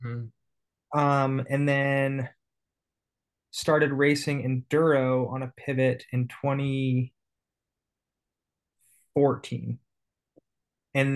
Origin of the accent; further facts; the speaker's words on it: Phoenix, Arizona, United States; moved away as an adult; also born or lived in Bedford, Texas / Dillon, Colorado; now in Arkansas, United States; So I was born in Bedford, Texas. And then my family moved back to Phoenix when I was two or three. So I've lived basically my whole life in Phoenix.